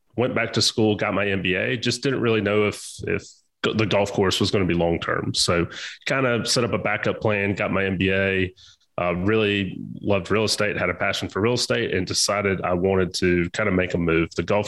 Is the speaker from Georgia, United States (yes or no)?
yes; Augusta, Georgia, United States; also born or lived in Corpus Christi, Texas; So kind of where I grew up. I'm originally from Corpus Christi, Texas, but by way of my father being in the military, ended up in Augusta, Georgia.